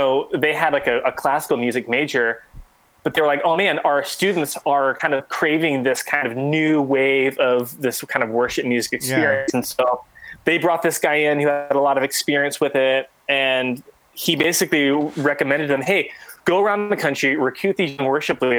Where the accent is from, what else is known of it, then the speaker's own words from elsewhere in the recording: Texas, United States; moved away; also born or lived in San Diego area, California / Sacramento, California; I was born in Texas. And so I was kind of raised in really that Bible Belt area and that culture.